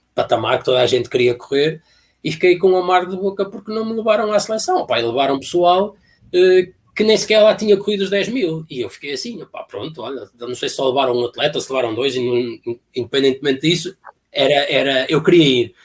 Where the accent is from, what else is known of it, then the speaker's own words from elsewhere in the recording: Alpendurada, Porto District, Portugal; fui para outro clube que havia lá na terra, porque havia lá um senhor também fazia questão que o clube fosse o clube independente de atletismo de Alpendurada